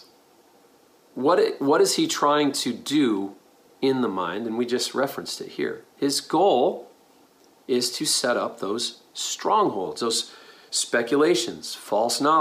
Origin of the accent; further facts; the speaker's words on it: New York, United States; I grew up in New York.